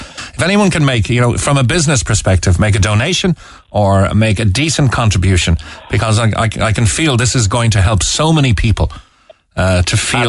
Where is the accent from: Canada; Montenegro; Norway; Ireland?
Ireland; Cobh, Munster; when I grew up in Cove